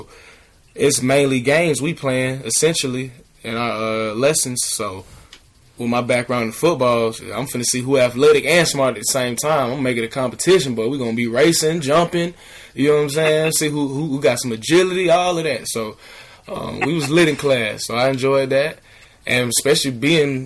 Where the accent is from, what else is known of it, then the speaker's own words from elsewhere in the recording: Atlanta, Georgia, United States; I'm from Atlanta